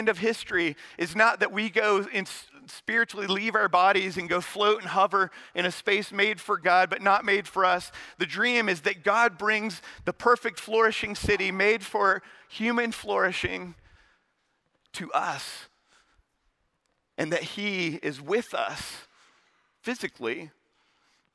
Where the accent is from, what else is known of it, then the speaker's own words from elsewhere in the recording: Charlotte, North Carolina, United States; also born or lived in West Point; I'm from Charlotte